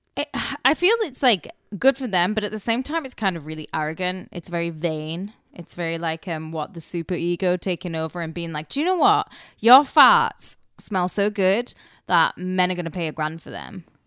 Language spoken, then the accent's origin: English; United Kingdom; now in United States; I'm obviously British.